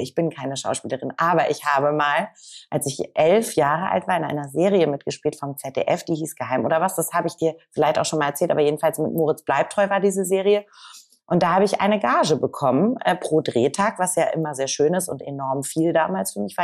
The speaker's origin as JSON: {"language": "German", "region": "Hamburg", "country": "Germany", "said": "Ich komme ja aus Hamburg"}